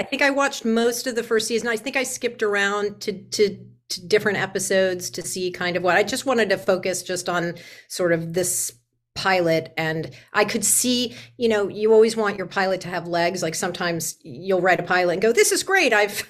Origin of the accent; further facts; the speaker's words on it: San Diego, California, United States; also born or lived in New York City, New York; Originally, I grew up in New York City until I was six. And then my parents moved me to the West Coast to a small town called La Jolla in San Diego, where I went to high school and did all that.